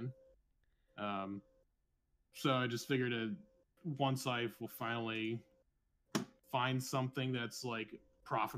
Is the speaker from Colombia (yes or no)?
no; California, United States; now in Las Vegas, United States; I'm from California, but lived and have the business in Las Vegas